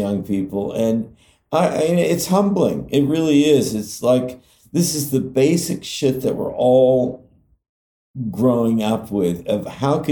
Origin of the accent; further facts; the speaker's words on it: California, United States; growing up in California